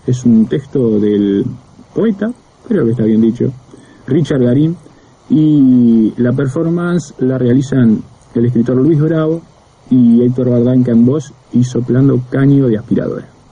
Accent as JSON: {"language": "Spanish", "region": "Montevideo", "country": "Uruguay", "tie": "born or raised there", "said": "el Prado, lugar donde yo nací"}